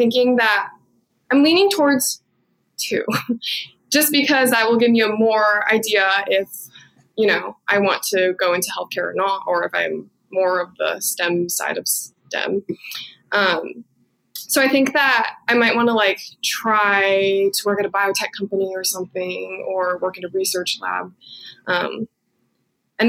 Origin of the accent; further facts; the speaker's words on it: Santa Rosa, California, United States; moved away as an adult; now in Tacoma, United States; I am from Santa Rosa, California